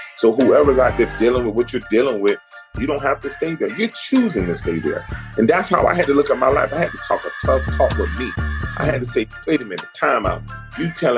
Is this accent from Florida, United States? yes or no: yes; Miami, Florida, United States; also born or lived in Kansas City; I'm from Miami